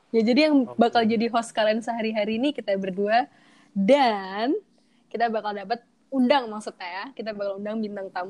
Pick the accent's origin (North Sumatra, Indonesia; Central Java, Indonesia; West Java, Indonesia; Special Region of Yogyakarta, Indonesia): Special Region of Yogyakarta, Indonesia; Yogyakarta; asli orang Jogja. Dan aku 20 tahun